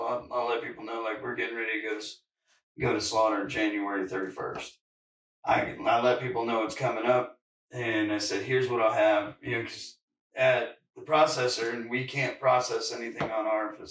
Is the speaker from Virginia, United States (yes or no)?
yes; Virginia, United States; also born or lived in California; now in North Carolina, United States; I'm from Virginia, but I moved out to California And now I'm back in North Carolina